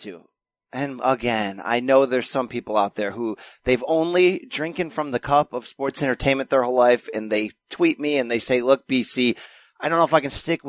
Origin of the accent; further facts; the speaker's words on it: Naugatuck, Connecticut, United States; also born or lived in New Britain, Connecticut; my hometown of Naugatuck, Connecticut.